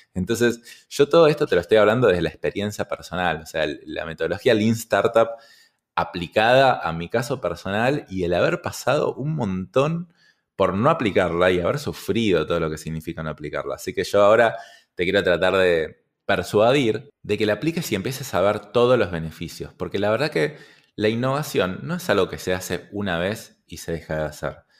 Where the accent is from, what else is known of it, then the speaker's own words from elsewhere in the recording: Argentina; yo estoy vendiendo solo en mi país, en mi caso en Argentina